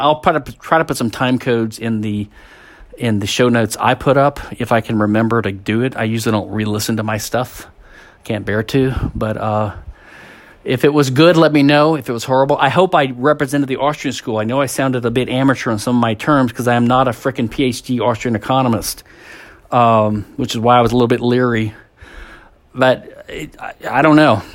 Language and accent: English; Louisiana, United States; I'm a hick from Louisiana.